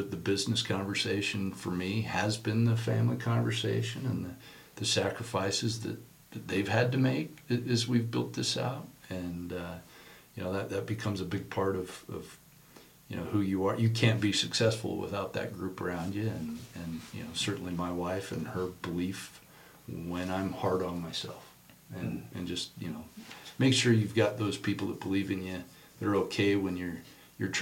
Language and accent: English; Murray, Utah, United States; I grew up in Murry, Utah